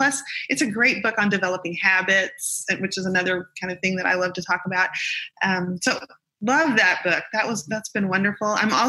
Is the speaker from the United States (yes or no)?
yes; the South, United States; I'm a Southerner